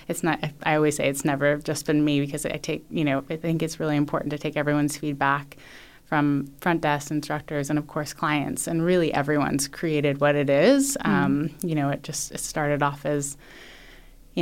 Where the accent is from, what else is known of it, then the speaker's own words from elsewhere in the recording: United States; moved away as an adult; being American